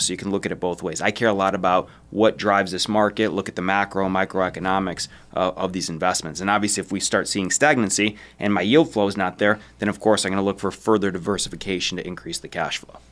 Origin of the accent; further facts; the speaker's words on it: Detroit, Michigan, United States; I'm from Detroit